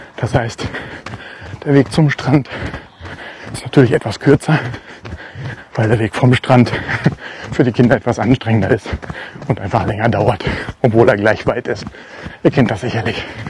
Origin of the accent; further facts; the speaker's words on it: Germany; gerade als Deutscher